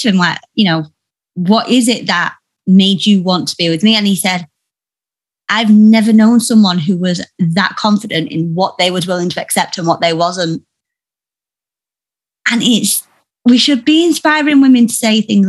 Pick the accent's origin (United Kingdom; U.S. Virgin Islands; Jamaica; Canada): United Kingdom; Yorkshire and the Humber; I'm from Yorkshire, and all the women are quite bold